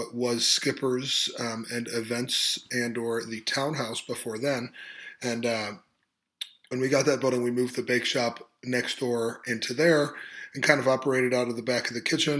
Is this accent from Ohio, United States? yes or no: yes; Cleveland, Ohio, United States; also born or lived in South Korea; now in Athens, United States; I grew up in the Cleveland area, east of Cleveland.